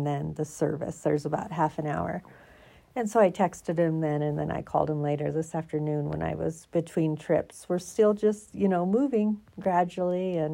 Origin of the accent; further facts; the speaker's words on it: Oregon, United States; moved away as an adult; now in Colorado, United States; I'm from Oregon